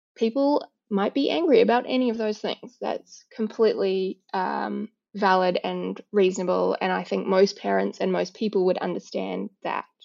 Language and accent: English; New Zealand; now in Australia; although I live in Australia, I was born in New Zealand